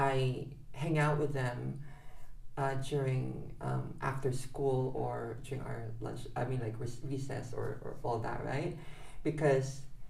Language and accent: English; Manila, Metro Manila, Philippines; moved away as an adult; now in Japan; I grew up in the Philippines